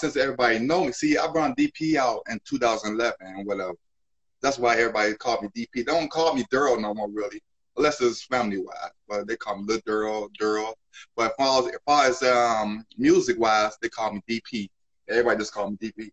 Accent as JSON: {"language": "English", "town": "Chicago", "region": "Illinois", "country": "United States", "tie": "born or raised there", "moved": "yes", "said": "Growing up in Chi-Town"}